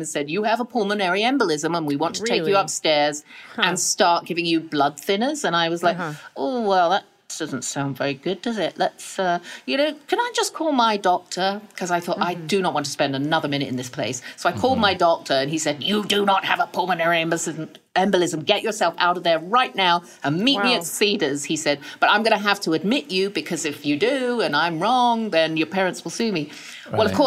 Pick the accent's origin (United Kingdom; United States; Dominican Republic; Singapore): United Kingdom; England; moved away; I'm English and we don't want to make a fuss